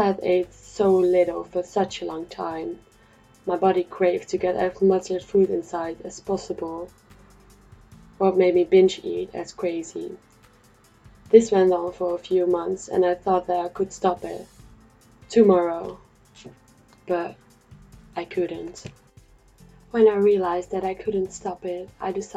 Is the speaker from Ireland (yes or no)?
no; Netherlands; moved away as an adult; I'm from the Netherlands